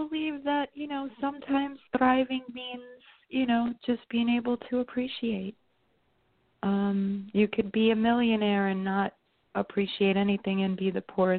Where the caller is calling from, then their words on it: New York, United States; I'm from New York.